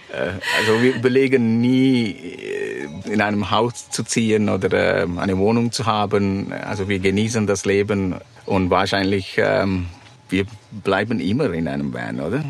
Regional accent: Sri Lanka; German is a second language; moved away; ich komme aus Sri Lanka

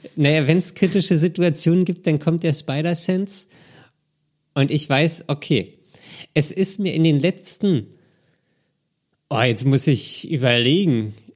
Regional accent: Berlin, Germany; ich komme ja aus Berlin. Ich bin ja quasi mit wenigen Ausnahmen mein ganzes Leben im Berliner Straßenverkehr ähm, gefahren

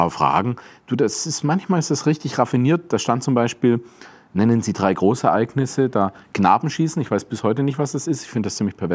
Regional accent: Tuttlingen, Baden-Württemberg, Germany; accent: Swabian; Als Schwabe, das ist wirklich so, wenn du aufwächst, ich bin in Tuttlingen aufgewachsen, also ein bisschen nebendran in Möhringen, das ist eigentlich schon badisch, aber in Tuttlingen die meiste Zeit in die Schule

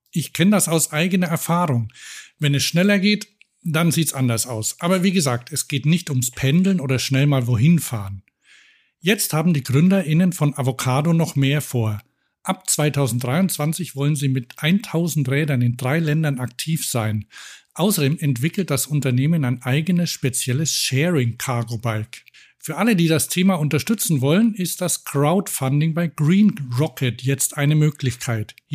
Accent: Cologne, North Rhine-Westphalia, Germany; Ich hoffe mal, die halten länger durch als der Betreiber in meiner Heimatstadt Köln.

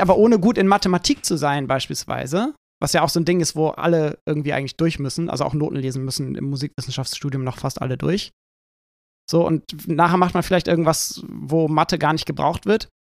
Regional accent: Schleswig-Holstein, Germany; moved away; ich bin in einer Kleinstadt in Schleswig-Holstein aufgewachsen

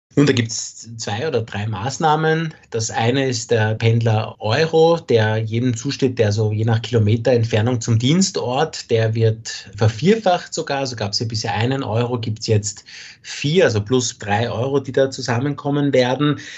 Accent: Austria; hier bei uns in Österreich

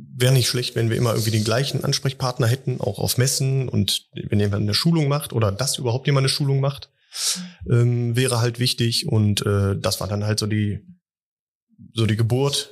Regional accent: Wuppertal, North Rhine-Westphalia, Germany; ich komme auch aus Wuppertal

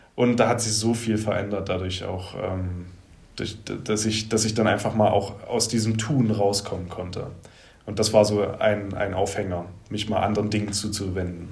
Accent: Leipzig, Saxony, Germany; ich komme aus Leipzig

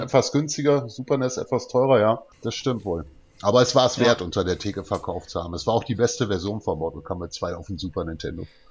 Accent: Dortmund, North Rhine-Westphalia, Germany; bei uns in Dortmund

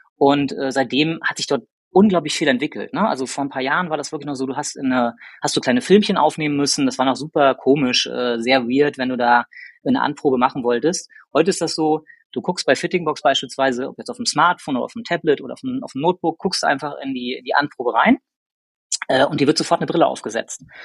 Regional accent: Rostock, Mecklenburg-Vorpommern, Germany; moved away as an adult; now in Hamburg, Germany; ich komme gebürtig aus Rostock

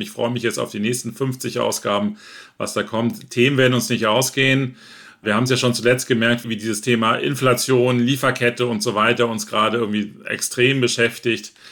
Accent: Northern Germany, Germany; ich selber bin auch aus Norddeutschland

